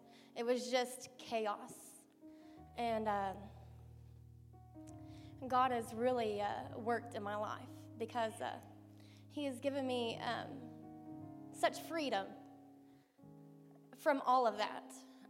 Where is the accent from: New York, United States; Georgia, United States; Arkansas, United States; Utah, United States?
Arkansas, United States; I came from Arkansas to be in the program in Alabama.